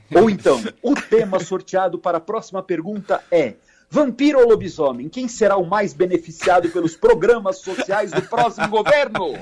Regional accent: Brazil; Como brasileiro

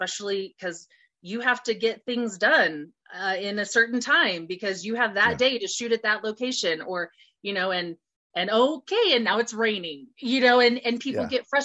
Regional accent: Colorado, United States; my home state of Colorado

